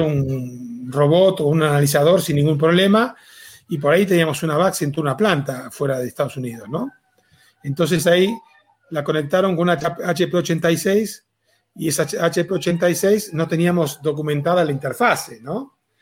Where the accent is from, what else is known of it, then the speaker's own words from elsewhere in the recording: Argentina; moved away as an adult; now in Mexico; soy argentino, hace 18 años que vivo en México.